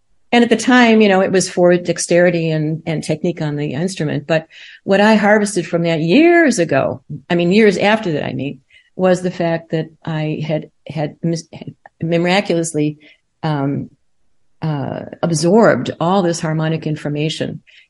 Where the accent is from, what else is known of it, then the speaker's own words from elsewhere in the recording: Chicago, Illinois, United States; now in Emporia, United States; I was born and raised in Chicago and the Western suburbs